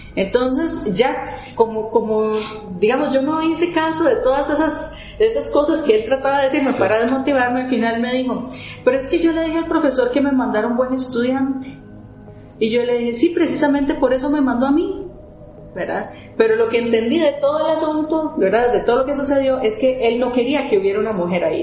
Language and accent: Spanish; Costa Rica; moved away as an adult; also born or lived in Germany; uno como costarricense